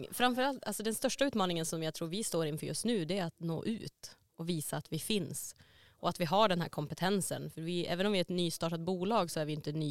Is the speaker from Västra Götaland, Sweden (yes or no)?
no; Luleå, Norrbotten County, Sweden; also born or lived in Gothenburg; Jag är från Luleå